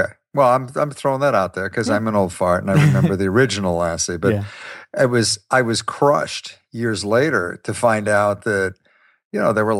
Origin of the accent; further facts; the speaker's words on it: Ohio, United States; I grew up in Ohio.